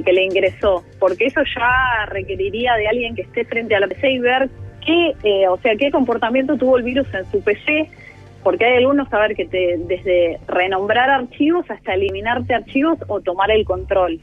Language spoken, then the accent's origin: Spanish; Argentina